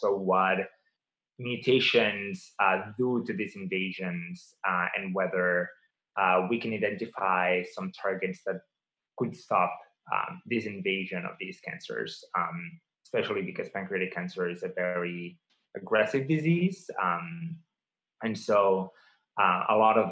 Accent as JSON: {"language": "English", "town": "Barcelona", "region": "Catalonia", "country": "Spain", "tie": "born or raised there", "also_born_or_lived": "Massachusetts / Baltimore", "moved": "as an adult", "lives_now": "United States", "said": "I grew up in Barcelona."}